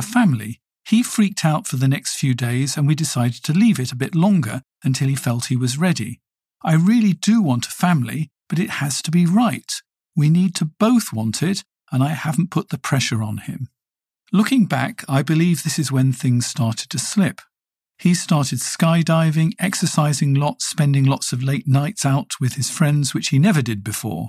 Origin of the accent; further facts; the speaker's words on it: United Kingdom; I come from the United Kingdom